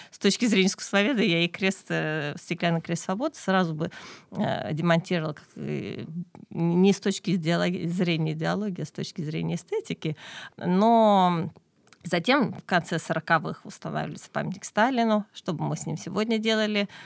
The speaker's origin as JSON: {"language": "Russian", "town": "Keila", "region": "Harju County", "country": "Estonia", "tie": "born or raised there", "said": "я сама родом из Кейла"}